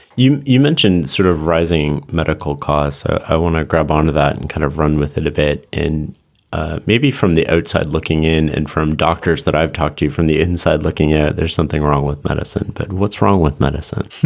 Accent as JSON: {"language": "English", "country": "Canada", "said": "I come from Canada, so we have more socialized sort of healthcare system"}